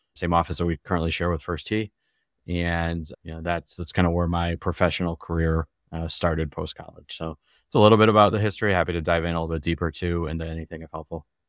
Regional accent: Glendale, Wisconsin, United States; Grew up in Glendale

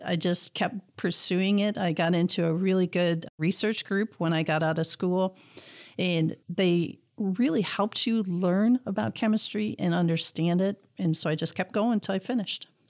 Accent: Clawson, Michigan, United States; growing up in Clausen, we had a very strong science program

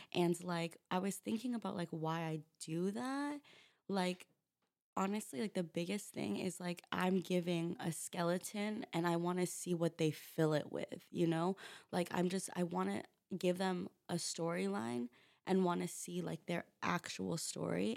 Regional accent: Rancho Cucamonga, California, United States; now in New York, United States; I'm from a small town three hours away from L A. It's called Rancho Cucamonga.

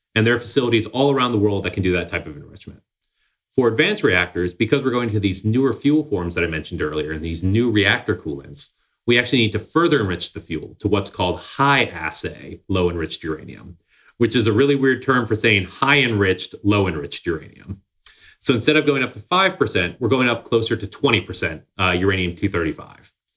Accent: Somerville, Massachusetts, United States; Somerville, Massachusetts, uh, underrated. It's my hometown, uh, just north of Boston.

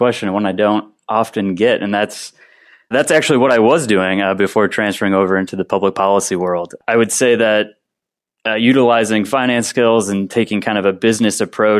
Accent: Chicago, Illinois, United States; moved away as an adult; now in Bay Area, California, United States; saw a lot of issues in my hometown of Chicago.

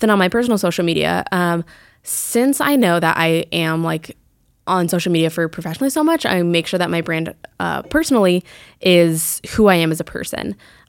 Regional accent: Fort Collins, Colorado, United States; moved away as an adult; also born or lived in Flagstaff, Arizona; now in Greenville, United States; I moved back to go to Colorado State University in Fort Collins, where I'm from.

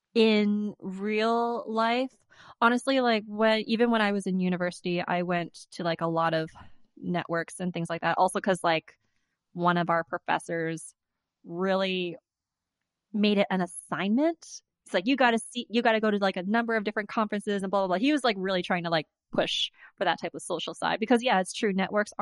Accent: Winnipeg, Manitoba, Canada; also born or lived in Vancouver; sometimes I'm just like, I'm from Vancouver. Other times, I'm just like, if I want to feel like extra unicorn, I'm just like, I'm from Winnipeg. But then, like, in Vancouver, they're just like, where are you from? I'm just like, from Winnipeg.

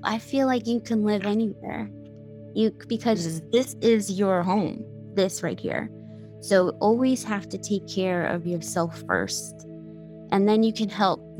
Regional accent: New York, United States; I'm born and raised in New York. And so New York is my home

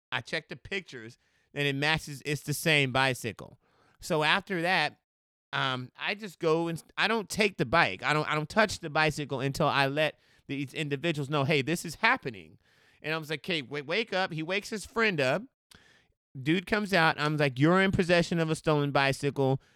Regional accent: Austin, Texas, United States; moved away as an adult; now in Portland, United States; I'm from Austin, Texas, and, uh, I believe about in twenty fourteen is when I decided to expand or at least find another place to move

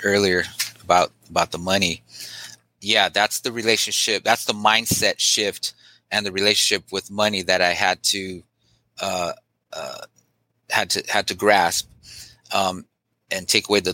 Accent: Long Beach, California, United States; also born or lived in East Los Angeles, California; where I was born in East LA, but I basically moved down to Long Beach

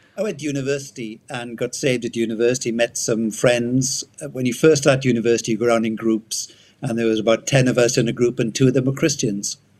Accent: Wales, United Kingdom; accent: Welsh; moved away as an adult; I'm Welsh. Um, left Wales many many years ago. Yeah, I was brought up first 18 years in Wales

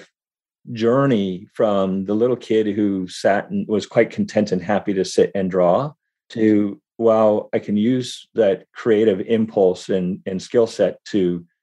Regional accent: Berkeley, California, United States; I was born in Berkeley

